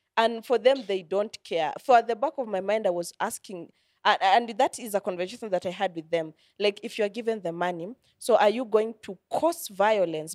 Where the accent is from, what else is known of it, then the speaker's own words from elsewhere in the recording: Kenya; these are the values that I have as a Kenyan